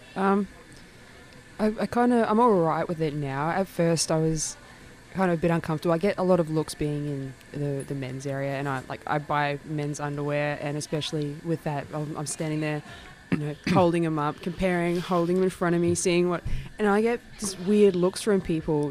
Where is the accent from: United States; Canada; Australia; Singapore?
Australia; regional Queensland; moved away; I'm originally from regional Queensland